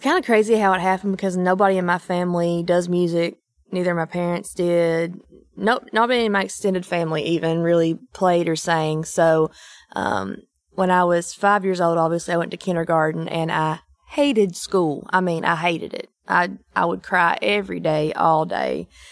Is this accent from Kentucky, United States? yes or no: yes; Eastern Kentucky, United States; moved away as an adult; now in Nashville, United States; I'm from Eastern Kentucky